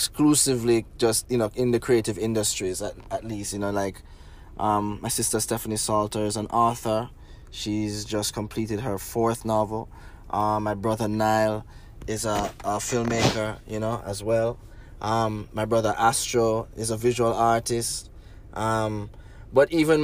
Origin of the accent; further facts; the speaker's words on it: Negril, Westmoreland, Jamaica; I grew up in Negril